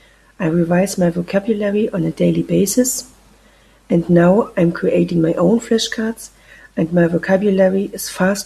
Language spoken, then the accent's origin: English; Germany; from Germany.